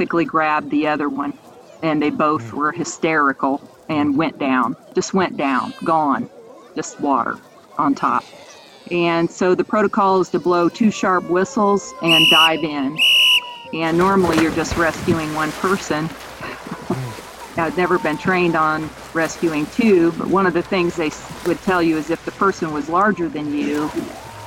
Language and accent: English; Indianapolis, Indiana, United States; I am originally from Indianapolis, and I grew up in a family where we did a lot of outdoorsy things